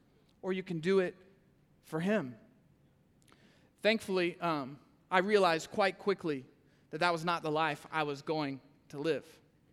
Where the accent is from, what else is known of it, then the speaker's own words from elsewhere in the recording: Kansas City, Missouri, United States; I'm from Kansas City, okay? We say cuss words up there.